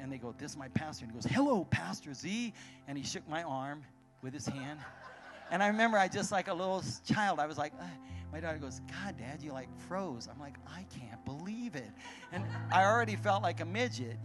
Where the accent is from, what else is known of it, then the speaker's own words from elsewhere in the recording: Arizona, United States; I'm from Arizona